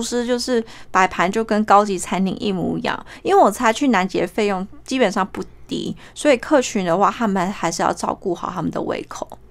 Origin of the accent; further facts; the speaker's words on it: New Zealand; also born or lived in Taipei, Taiwan; now in Australia; 我是台北人，然后我七岁的时候移民到纽西兰，我目前人住在澳洲，职业是验光师